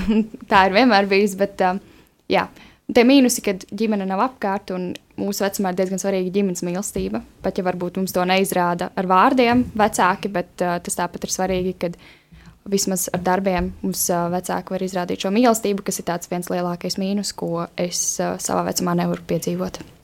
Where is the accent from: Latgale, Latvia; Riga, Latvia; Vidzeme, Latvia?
Vidzeme, Latvia; Madona; moved away; es esmu no Madonas